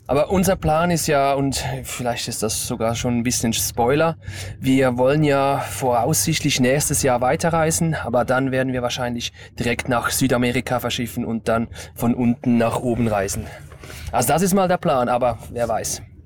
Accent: Stäfa, Zurich, Switzerland

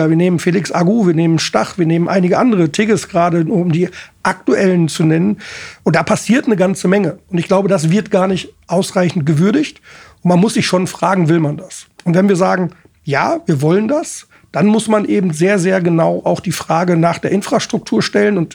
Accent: Essen, North Rhine-Westphalia, Germany; ja Alex, du, ich komme aus Essen, ich weiß, was es heißt, unter Einschränkungen zu trainieren

